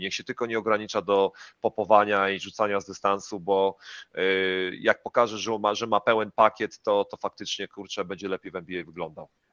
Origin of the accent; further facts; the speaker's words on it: Poland; moved away as an adult; jesteśmy Polakami, jesteśmy bardzo, bardzo biali i jesteśmy z Polski